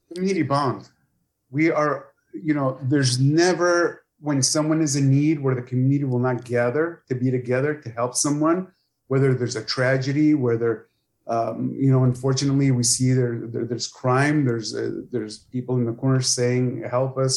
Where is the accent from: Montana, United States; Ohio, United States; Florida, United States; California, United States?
California, United States; San Pedro; moved away as an adult; also born or lived in Sonora (family); now in Imperial County, United States; I was raised in San Pedro, California, and came to the Valley in 2000 to work as a deputy district attorney.